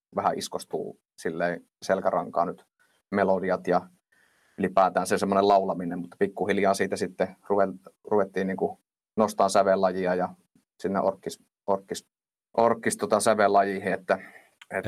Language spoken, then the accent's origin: Finnish; Suolahti, Central Finland, Finland; also born or lived in Jyväskylä; now in Laukaa, Finland; alun perinhan mä oon Suol- Suolahdesta